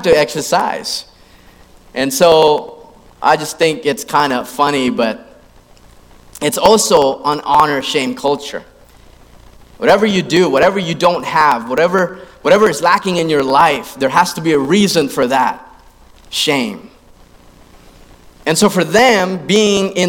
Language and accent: English; Philippines; I grew up in the Philippines, and I grew up in that system as well